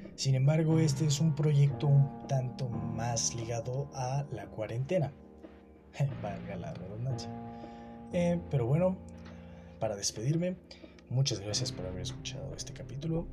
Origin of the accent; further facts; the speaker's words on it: Mexico; aquí en mi país, México